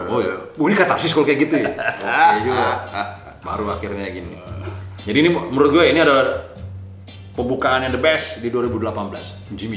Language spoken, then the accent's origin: Indonesian; Sumatra, Indonesia; kita bukan orang Jawa juga ya iya. kan, bebas aja. Gue kan. dari Sumatera ya kan.